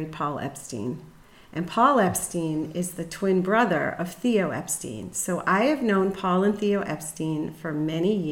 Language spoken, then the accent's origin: English; Pittsfield, Massachusetts, United States; I grew up in Pittsfield, Mass. I went to Taconic High School